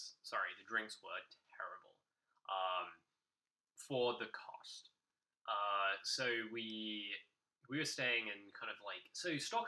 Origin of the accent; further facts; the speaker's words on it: United Kingdom; Right, being British.